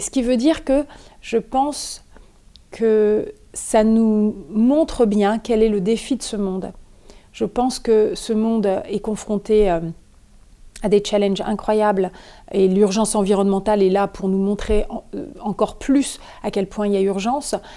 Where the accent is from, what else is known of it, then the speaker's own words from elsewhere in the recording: Normandy, France; je suis née en Normandie